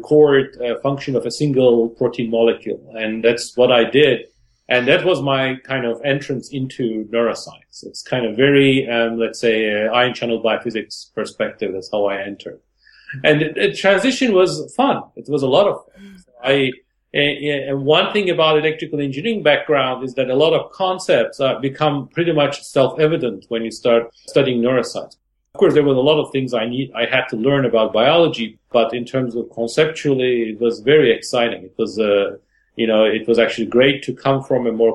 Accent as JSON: {"language": "English", "region": "Istanbul", "country": "Turkey", "tie": "born or raised there", "moved": "as an adult", "said": "born in Istanbul and in Turkey. I grew up in Istanbul, and I studied my undergraduate in Istanbul"}